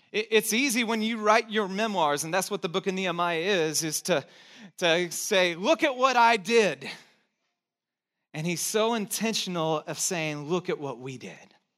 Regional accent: Texas, United States; I was born in Texas

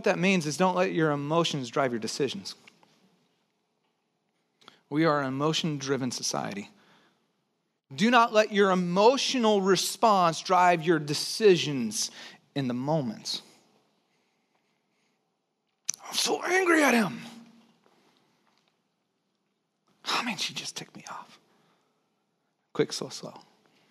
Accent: Santa Cruz, California, United States; also born or lived in Texas; I was born in Texas, but I grew up in Santa Cruz. One of the things that I brought over from Texas, so I moved when I was 9

